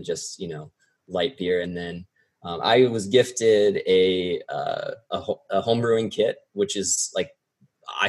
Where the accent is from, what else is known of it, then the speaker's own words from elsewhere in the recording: South Dakota, United States; moved away as an adult; I'm actually originally from South Dakota. So I moved out here to work in politics right after college